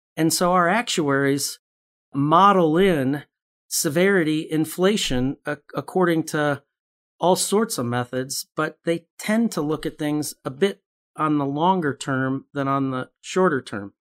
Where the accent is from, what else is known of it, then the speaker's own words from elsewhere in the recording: Chicago, Illinois, United States; I grew up in Chicago